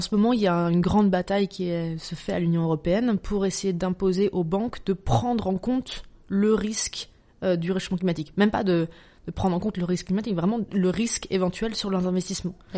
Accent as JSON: {"language": "French", "town": "Dijon", "region": "Bourgogne-Franche-Comté", "country": "France", "tie": "born or raised there", "said": "je, viens de Dijon, je suis de Bourgogne, je suis très attachée à ma Bourgogne natale"}